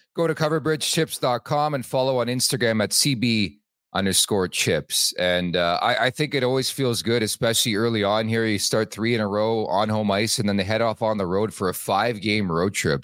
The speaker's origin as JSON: {"language": "English", "town": "Montreal", "region": "Quebec", "country": "Canada", "tie": "born or raised there", "said": "I was born in Montreal"}